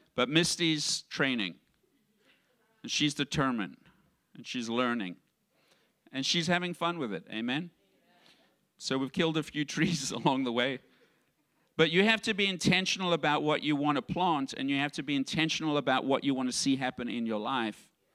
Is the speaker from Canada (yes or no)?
no; South Africa; moved away; I grew up in South Africa and in the environment that I grew up, I had a poverty mindset